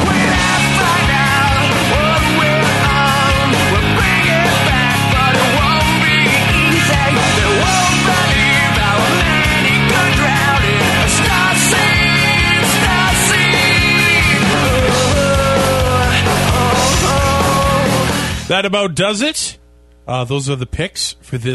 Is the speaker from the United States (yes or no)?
no; Canada; as a Canadian